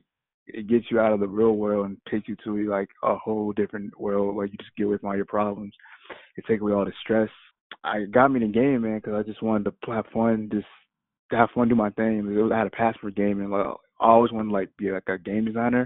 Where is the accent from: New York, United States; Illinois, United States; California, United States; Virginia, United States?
Virginia, United States; Virginia Beach; I'm from Virginia Beach, Virginia.